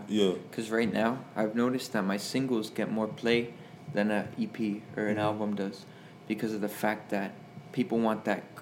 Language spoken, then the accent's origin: English; Hialeah, Florida, United States; we're all from Hialeah area. Hialeah, so yeah, Miami